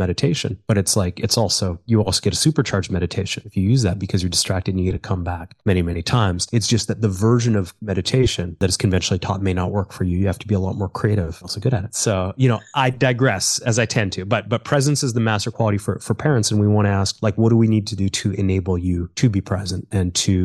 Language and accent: English; Calgary, Alberta, Canada; I was born in Calgary, which is part of Alberta